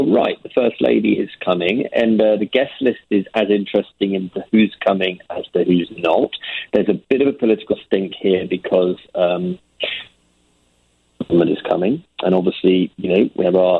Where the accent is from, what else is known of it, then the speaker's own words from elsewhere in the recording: Winchester, South East England, United Kingdom; Winchester, which is my hometown